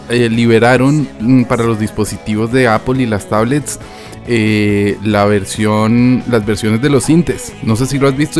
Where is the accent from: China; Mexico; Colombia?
Colombia; now in Spain; yo como colombiano